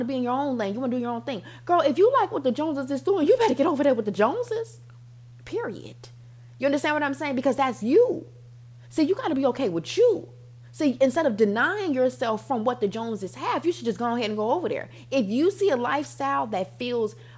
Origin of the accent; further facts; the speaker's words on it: United States; I'm American